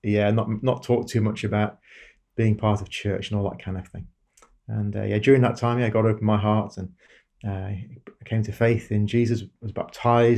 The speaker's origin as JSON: {"language": "English", "town": "Darlington", "region": "North East England", "country": "United Kingdom", "tie": "born or raised there", "moved": "as an adult", "said": "I grew up in a town called Darlington, northeast England."}